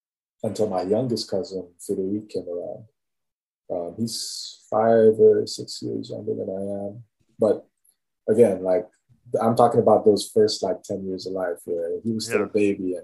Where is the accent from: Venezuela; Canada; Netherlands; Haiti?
Haiti; I want to start with family. Growing up, like, especially, like, let's say from the earliest time